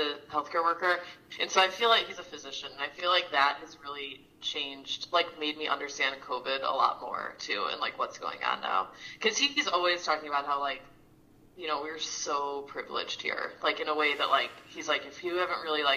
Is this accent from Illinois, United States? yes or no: yes; Chicago, Illinois, United States; moved away as an adult; now in Washington, D.C., United States; I'm from Chicago